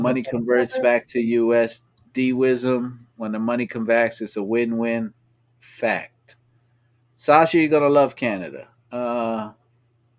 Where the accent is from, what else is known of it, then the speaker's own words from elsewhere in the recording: United States; I'm an American